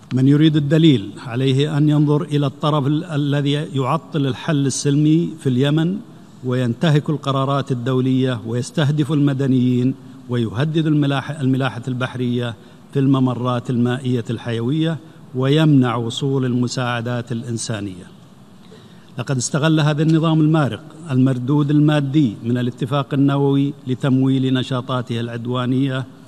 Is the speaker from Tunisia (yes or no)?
no; Saudi Arabia; بلادي المملكة العربية السعودية